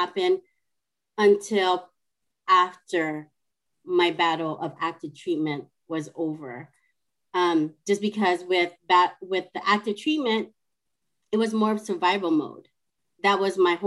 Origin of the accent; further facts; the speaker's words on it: California, United States; moved away as an adult; now in Seattle, United States; I am originally from California, and I live in Seattle, Washington, and I moved here because of my husband